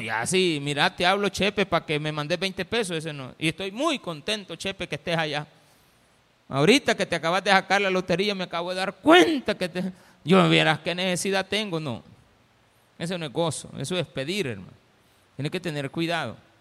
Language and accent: Spanish; El Salvador; somos salvadoreños